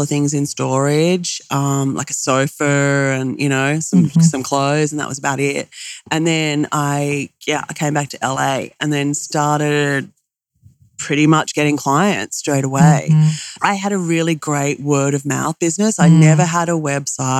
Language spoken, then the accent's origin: English; Australia; I'm Australian